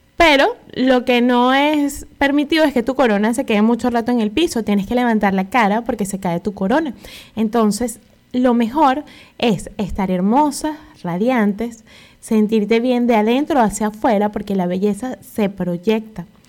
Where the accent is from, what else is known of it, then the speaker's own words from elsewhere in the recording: Venezuela; moved away; en mi país habían unas pastillas